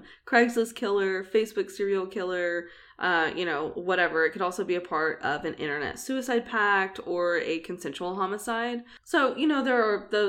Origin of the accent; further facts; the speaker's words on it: Oklahoma City, Oklahoma, United States; I was, like, 15, female, living in Oklahoma City